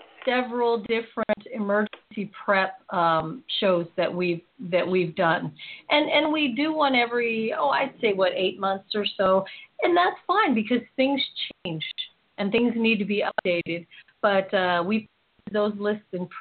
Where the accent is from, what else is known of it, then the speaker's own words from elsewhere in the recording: Philippines; I'm Filipino